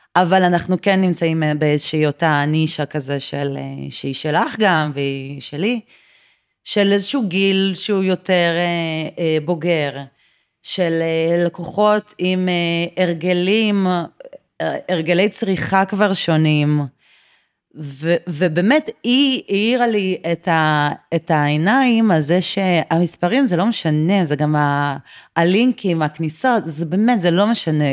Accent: Tel Aviv, Tel Aviv District, Israel; מרכז תל אביב, אה, מהיום שעליתי לארץ, שזה מעל שלושים שנה.

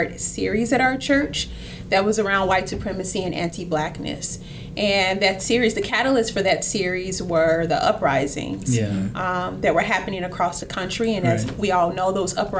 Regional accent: Chicago, Illinois, United States; moved away; I'm originally from Chicago, from the west side of Chicago, the best side of Chicago

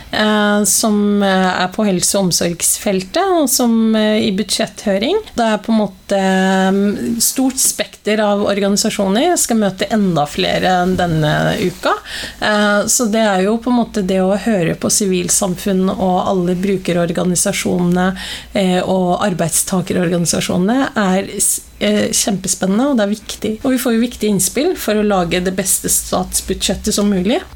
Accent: Oslo, Norway; ei jente fra Stovner

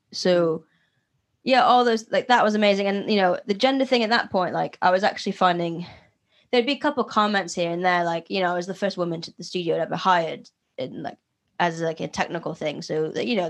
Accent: Philadelphia, Pennsylvania, United States; I'm from Philadelphia

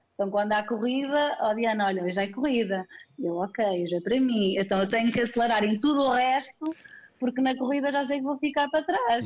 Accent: Penalva de Castelo, Centro, Portugal; moved away as an adult; now in Viseu, Portugal; bocadinho mais ou menos longe daqui de Viseu, uh, Penalva de Castelo, mas vim estudar para Viseu e cá fiquei a trabalhar

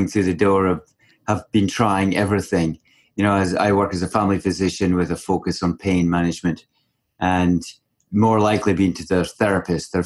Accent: Langley, British Columbia, Canada; my hometown here in Langley in BC

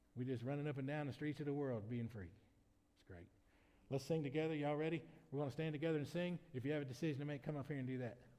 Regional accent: United States; as an American citizen

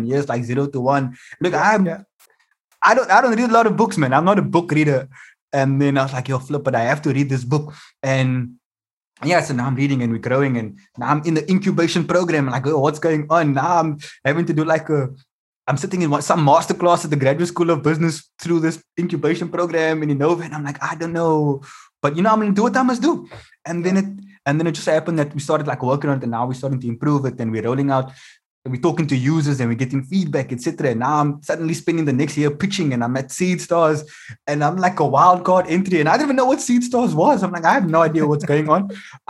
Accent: Mitchell's Plain, Western Cape, South Africa; So I always want people to know where I'm from. Just so you understand why we're doing this lotto thing. And there's a guy in the crowd. I say, so I'm from the Cape Flats, Mitchell's Plain.

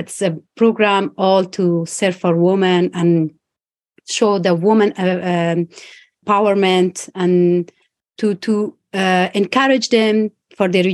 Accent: Afghanistan; moved away as an adult; now in United Kingdom; I'm from Afghanistan, and it is 20 months I'm in the UK because when Kabul fell to the Taliban, I evacuated to the UK

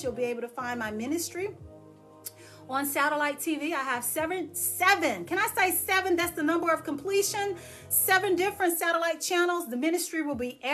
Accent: Dallas, Texas, United States; moved away as an adult; I left and moved away from Dallas, Texas, I'm a Texan

